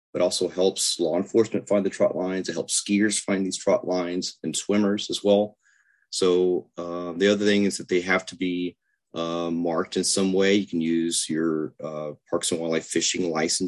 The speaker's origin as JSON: {"language": "English", "area": "Lake Corpus Christi", "region": "Texas", "country": "United States", "tie": "born or raised there", "said": "growing up on Lake Corpus Christi"}